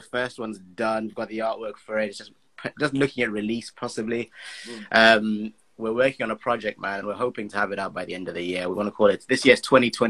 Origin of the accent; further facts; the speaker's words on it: Blantyre, Southern Region, Malawi; moved away as an adult; also born or lived in Zimbabwe; now in United Kingdom; I grew up in Blantyre, Malawi. My family all from Tanzania. I was born in Zimbabwe, though, so I'm a mixed bag, and I live in the UK now.